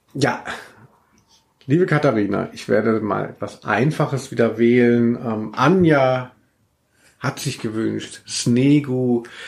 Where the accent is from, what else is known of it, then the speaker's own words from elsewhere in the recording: Hesse, Germany; moved away as an adult; also born or lived in Hanau / Cologne; ich komme ja eigentlich aus Hessen